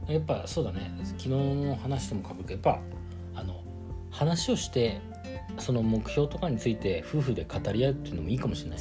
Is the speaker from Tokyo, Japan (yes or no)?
yes; Tokyo, Japan; moved away as an adult; now in Osaka, Japan; 東京に、まあ、あとは、生まれ育った町だから、